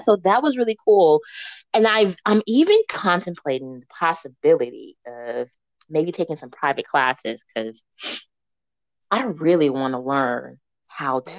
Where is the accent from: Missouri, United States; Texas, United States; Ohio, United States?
Missouri, United States; now in Memphis, United States; I come from Missouri where we get really beautiful snow